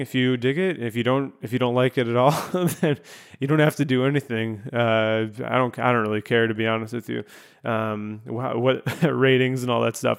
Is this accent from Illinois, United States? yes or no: yes; Chicago, Illinois, United States; moved away as an adult; also born or lived in Grand Rapids, Michigan; I was moving from Grand Rapids, Michigan back here to my hometown of Chicago